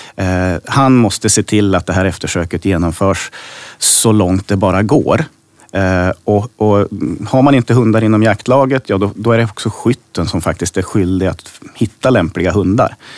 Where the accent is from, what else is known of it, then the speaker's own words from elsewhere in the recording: Hälsingland, Gävleborg County, Sweden; i det jaktlag hemma i Hälsingland där min pappa och min morfar jagade